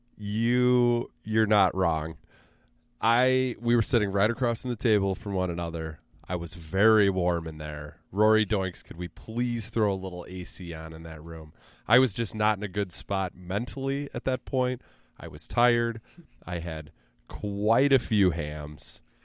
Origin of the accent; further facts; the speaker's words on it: Central Illinois, United States; I'm a Central Illinois guy. You probably could tell from my accent